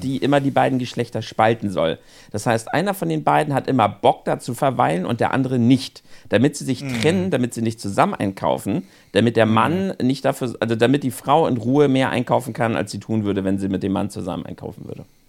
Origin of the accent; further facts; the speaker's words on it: Northern Germany, Germany; bei uns im Norden